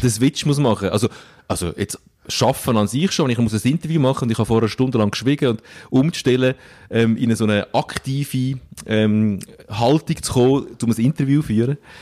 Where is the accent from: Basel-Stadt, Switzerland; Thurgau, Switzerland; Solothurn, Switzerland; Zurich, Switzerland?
Zurich, Switzerland; Stäfa; dort, wo ich aufgewachsen bin. In äh, Stefan